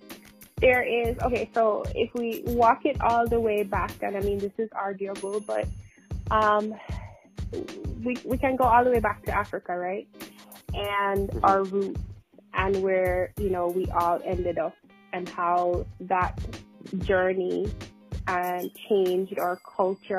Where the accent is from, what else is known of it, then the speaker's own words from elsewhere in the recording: Jamaica; now in United States; I am Jamaican. I was born and raised, and I moved to the United States